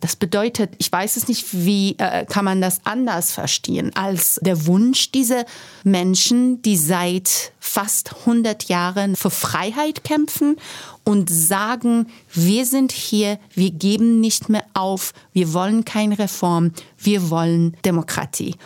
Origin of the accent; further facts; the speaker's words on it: Iran; German is a second language; moved away as an adult; now in Germany; ich komme ähm, aus dem Iran, bin im Iran gewachsen und auch studiert und ich musste 2009 aus politischen Gründen das Land verlassen und nach Deutschland fliehen